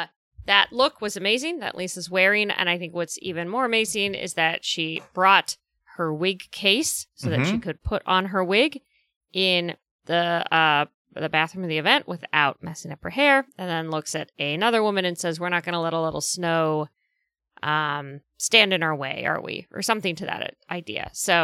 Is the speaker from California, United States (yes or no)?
yes; California, United States; I'm from Southern California. Snow is foreign to me.